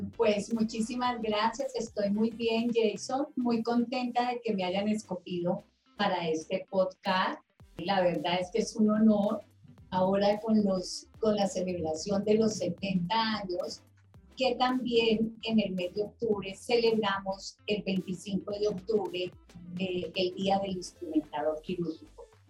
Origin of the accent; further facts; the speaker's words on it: Palmira, Valle del Cauca, Colombia; moved away as an adult; also born or lived in Bogotá; Yo soy de Palmira Valle y tuve que emigrar a Bogotá para poder estudiar instrumentación quirúrgica